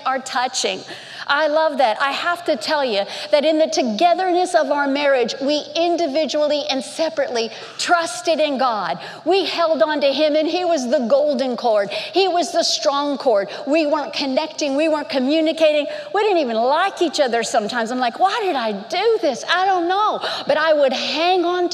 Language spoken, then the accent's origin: English; Miami, Florida, United States; growing up in Miami, Florida